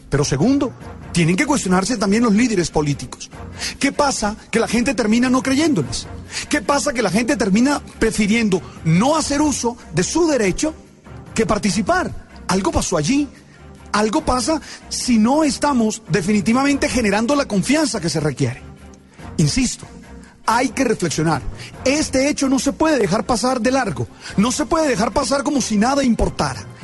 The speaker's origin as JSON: {"language": "Spanish", "country": "Colombia", "said": "nosotros como colombianos nos enorgullecemos de Cartagena."}